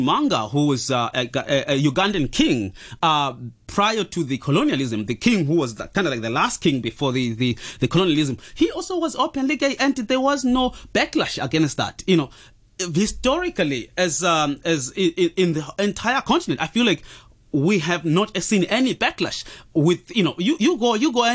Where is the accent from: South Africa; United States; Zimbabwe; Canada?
Zimbabwe; I'm from Zimbabwe